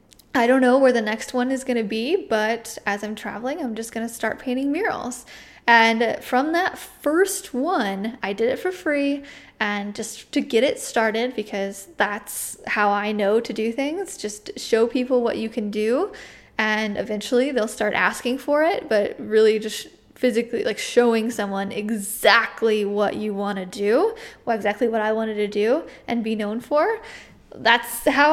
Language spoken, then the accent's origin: English; United States; I'm an artist from the United States